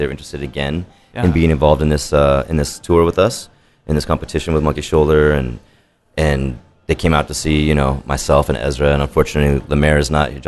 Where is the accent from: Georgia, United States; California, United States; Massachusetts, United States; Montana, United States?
California, United States; Los Angeles; Born and raised in Los Angeles